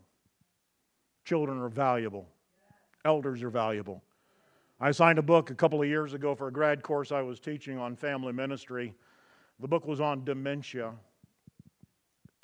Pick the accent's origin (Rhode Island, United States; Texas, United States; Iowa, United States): Texas, United States; I'm from Texas